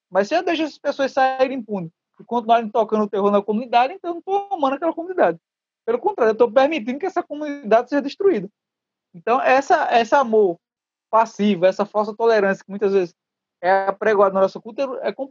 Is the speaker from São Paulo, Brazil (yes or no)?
no; Cabo Frio, Rio de Janeiro, Brazil; Eu sou nascido e criado em Cabo Frio.